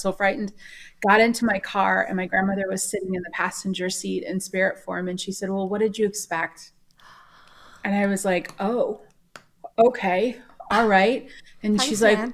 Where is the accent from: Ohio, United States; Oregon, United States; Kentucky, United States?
Oregon, United States; moved away; also born or lived in Texas / Minnesota; I'm originally from Oregon, and then full-time RV'd.